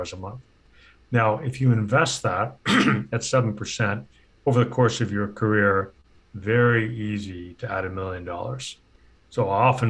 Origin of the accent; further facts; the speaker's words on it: Canada; moved away as an adult; now in United States; I'm a Canadian and recently moved to the US